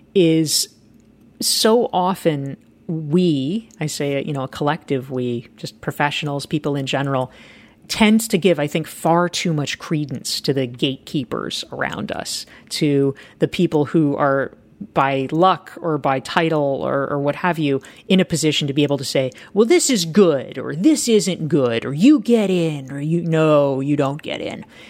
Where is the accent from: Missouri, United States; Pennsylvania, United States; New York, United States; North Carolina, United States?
North Carolina, United States; Pinehurst; I really hated my hometown